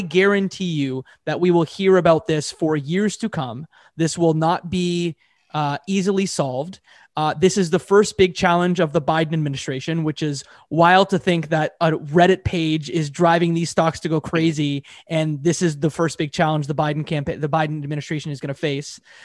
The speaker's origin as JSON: {"language": "English", "country": "Canada", "said": "I'm a Canadian"}